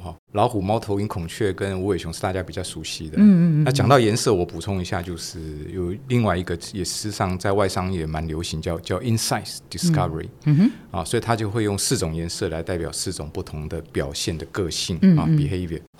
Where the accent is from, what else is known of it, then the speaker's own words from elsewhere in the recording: Taichung, Taiwan; 我是台中人，我在台中长大。